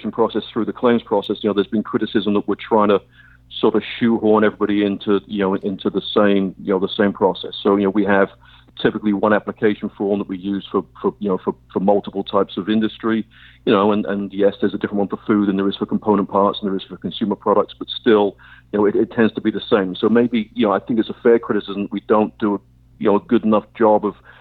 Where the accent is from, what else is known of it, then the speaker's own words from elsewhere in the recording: England, United Kingdom; I'm English